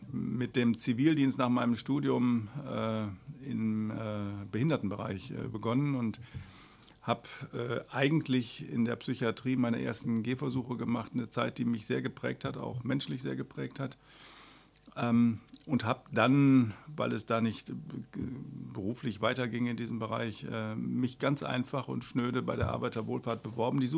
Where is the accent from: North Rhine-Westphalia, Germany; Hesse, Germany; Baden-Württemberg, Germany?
North Rhine-Westphalia, Germany; Essen; now in Mülheim, Germany; Ich Bin eigentlich geborener Essener und ich bin im Verlauf meines Lebens äh, viel rumgekommen, immer so im Umkreis von Essen.